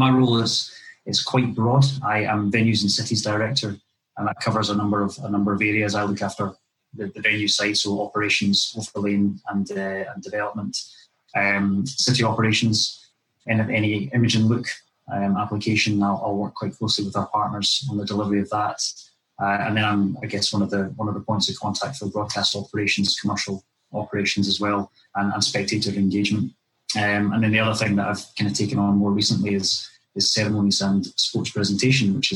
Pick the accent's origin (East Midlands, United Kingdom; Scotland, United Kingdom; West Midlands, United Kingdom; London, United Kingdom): Scotland, United Kingdom; Dunblane; just down the road from where I was brought up in Dunblane